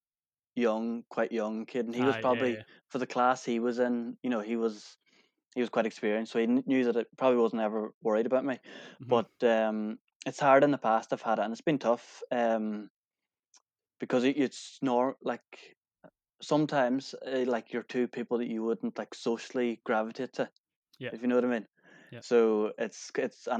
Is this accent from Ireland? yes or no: yes; Kilmacrennan, Ulster, Ireland; I was from Kilmacrenan